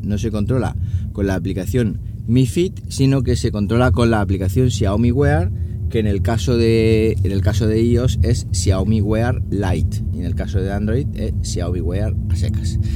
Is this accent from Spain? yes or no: yes; Siles, Andalusia, Spain; mi pueblo, a Siles